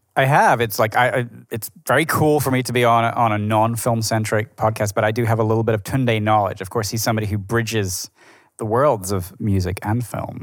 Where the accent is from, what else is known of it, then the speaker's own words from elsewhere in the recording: Edinburgh, Scotland, United Kingdom; moved away as an adult; now in New York, United States; my hometown in Edinburgh